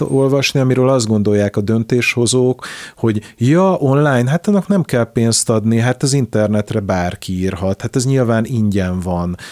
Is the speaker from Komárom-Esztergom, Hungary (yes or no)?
no; Szeged, Csongrád-Csanád, Hungary; also born or lived in Budapest; Én Szegedi vagyok, ma is javarészt, ö, ott élek